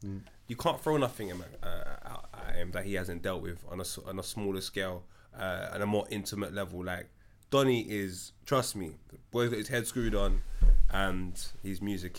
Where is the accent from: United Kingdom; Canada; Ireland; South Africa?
United Kingdom; Tottenham, London; When man say I'm from Tottenham, yeah, we're reshaping that. I'm from Wood. I'm from here.